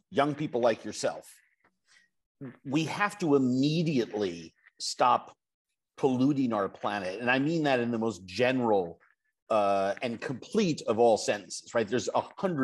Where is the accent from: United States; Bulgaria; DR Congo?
United States; New York; now in Minnesota, United States; I live in Minnesota. I'm from New York